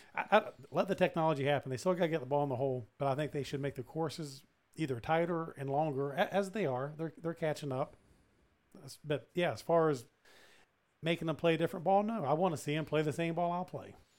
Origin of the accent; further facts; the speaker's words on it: West Virginia, United States; now in Houston, United States; growing up in West Virginia